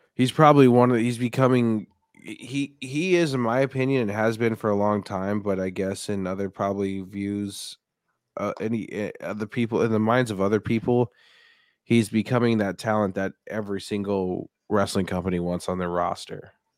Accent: Denver, Colorado, United States; born and raised in Denver, Colorado

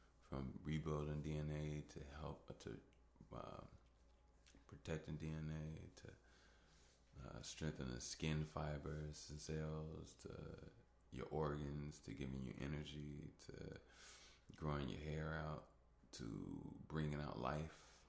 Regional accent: Chicago, Illinois, United States; I'm from Southside Chicago

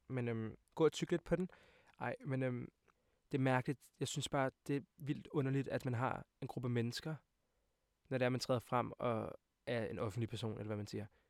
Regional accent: Hvidovre, Capital Region of Denmark, Denmark; jeg er 20 år gammel og kommer fra Hvidovre af.

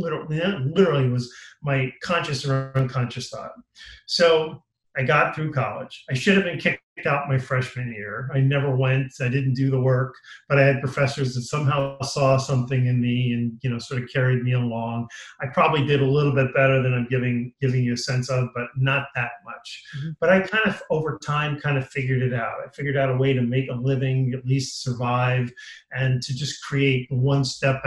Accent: Long Island, New York, United States; I was a happy kid growing up in Long Island

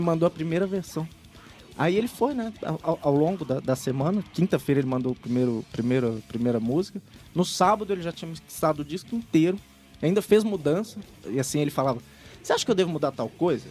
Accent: Belo Horizonte, Minas Gerais, Brazil; eu me sentindo peixe fora d'água, porque eu sou de Belo Horizonte

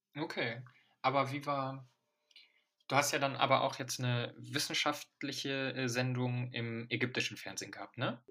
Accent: Germany; also born or lived in Morocco; ich bin mit äh, neun sozusagen hergezogen und äh, hatte, also meine marokkanische Familie ist noch in Marokko und bin hier nur mit der deutschen Familie aufgewachsen

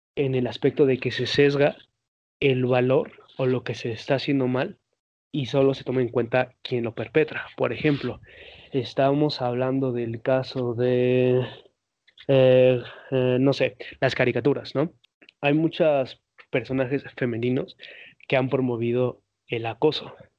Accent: Mexico; todos somos mexicanos aquí los tres presentes

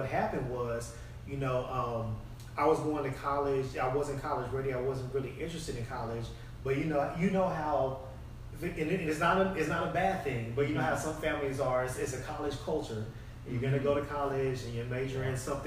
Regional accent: Austin, Texas, United States; also born or lived in San Diego; I was born in San Diego. But I was only there until I was about 3 years old, and then I've been in Austin ever since. So I grew up in Austin, grew up in South Austin

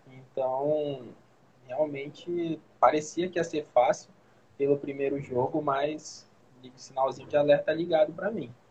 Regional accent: Brazil; eu sou brasileiro

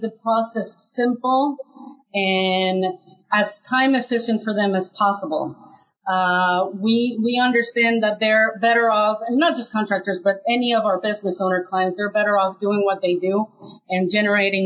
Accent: Mexico; now in United States; My very first job here in the United States, I'm originally from Mexico

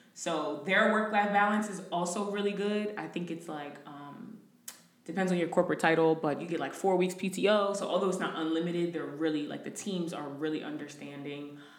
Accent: New Jersey, United States; moved away as an adult; now in Houston, United States; I am originally from Jersey, moved to Houston about a year and a half ago

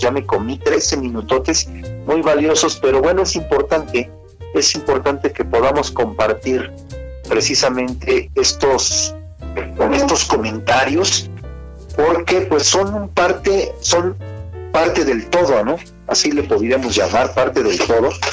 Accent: Acambay, State of Mexico, Mexico; soy el cronista, el cronista de, en este caso, de Akam Bay

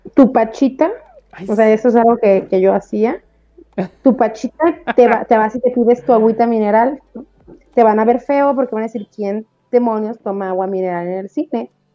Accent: Mexico; cómo somos los mexicanos

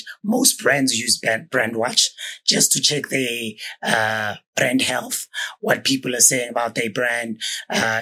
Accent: Johannesburg, Gauteng, South Africa; I'm a Kasi boy. Yeah. Grew up in Alex.

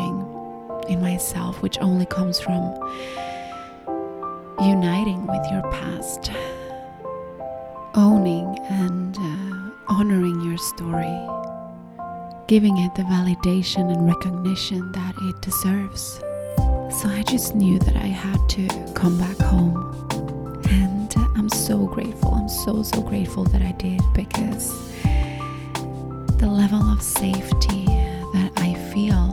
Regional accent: Gothenburg, Västra Götaland, Sweden; moved away as an adult; also born or lived in Finland; although I was born in Finland, I grew up in and around this city of Gothenburg.

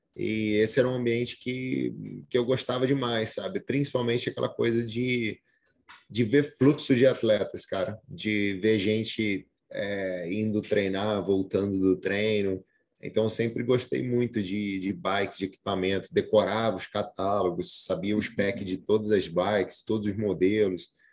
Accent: Brazil; eu sou brasileiro, eu tenho que entender que eu tenho uma herança cultural diferente

